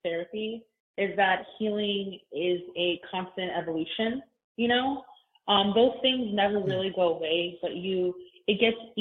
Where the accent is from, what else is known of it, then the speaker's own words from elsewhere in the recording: Chicago, Illinois, United States; I'm from Chicago